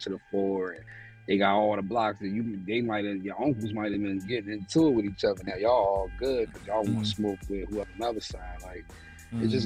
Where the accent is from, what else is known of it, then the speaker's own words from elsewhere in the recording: Philadelphia, Pennsylvania, United States; I'm from West Philly, born and raised.